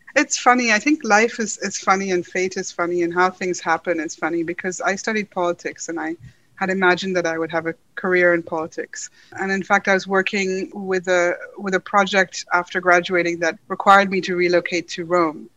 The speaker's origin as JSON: {"language": "English", "town": "Karachi", "region": "Sindh", "country": "Pakistan", "tie": "born or raised there", "also_born_or_lived": "Dublin / Punjab", "moved": "as an adult", "lives_now": "London, United Kingdom", "said": "I grew up in Karachi in Pakistan, so I spent most of my childhood there with a brief stint in Dublin"}